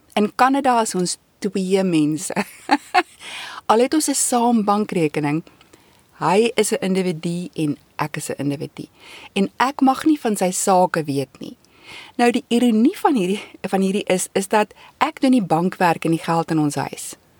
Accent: South Africa; moved away as an adult; now in Canada; ek as 'n Suid-Afrikaner

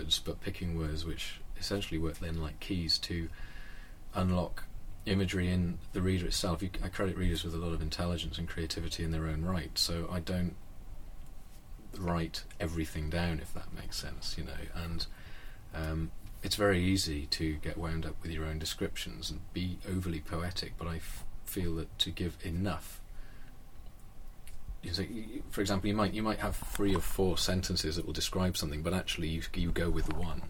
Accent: Wales, United Kingdom; I'm Welsh, and that's a very important part of my decision-making as I've grown up, is to go back and live where I grew up and to work there

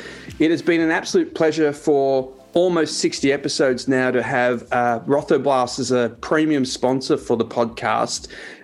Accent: Brisbane, Queensland, Australia; another one is in near my hometown in Brisbane.

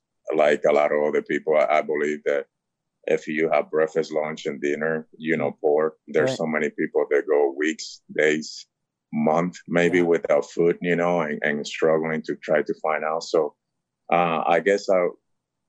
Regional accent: Dominican Republic; I grew up in the Dominican Republic

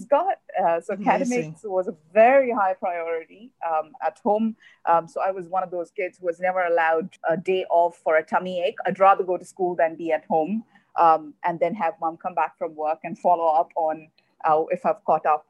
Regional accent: Dubai, United Arab Emirates; also born or lived in Kerala; I am originally from Kerala. That's where my parents are from. But I'm born and raised here in Dubai.

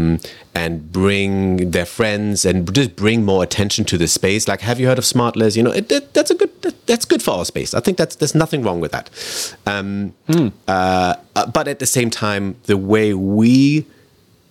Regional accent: Germany; also born or lived in United Kingdom; now in Vancouver, Canada; I grew up in Germany and I lived in the UK. I've been in Canada for 10 years

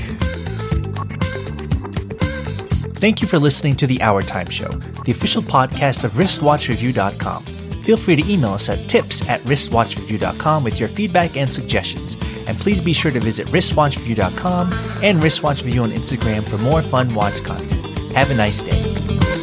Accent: New York, United States; I'm, uh, you know, as American as apple pie, grew up in New York

